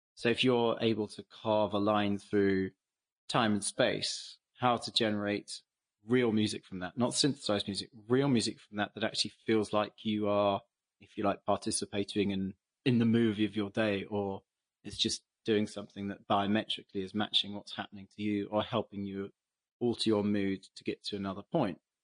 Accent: England, United Kingdom; as an English person

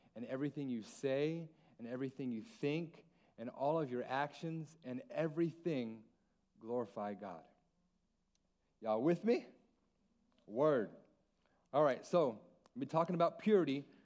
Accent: Alaska, United States; also born or lived in San Antonio; now in Guam; Mexican Hawaiian, born and raised in Alaska

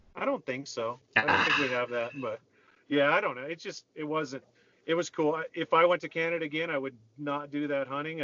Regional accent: Minnesota, United States; growing up in Minnesota

